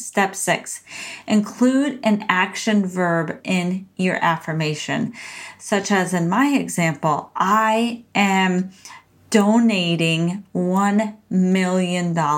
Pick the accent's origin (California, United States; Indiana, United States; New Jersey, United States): California, United States; San Diego; moved away as an adult; now in Portland, United States; from being a Southern California native to an adventure seeking and courageous Pacific Northwest transplant. So, I moved from San Diego, California, sunny San Diego to rainy, gloomy Portland, Oregon